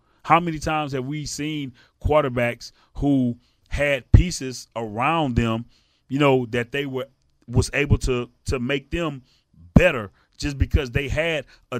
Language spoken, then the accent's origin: English; Missouri, United States; hey, I'm from Missouri, man. You know what I'm saying? The show me state, bro.